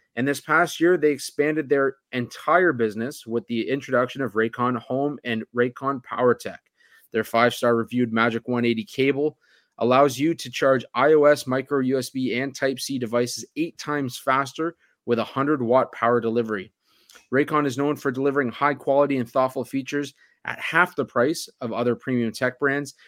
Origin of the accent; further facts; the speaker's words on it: Oakville, Ontario, Canada; my hometown, Oakville, Ontario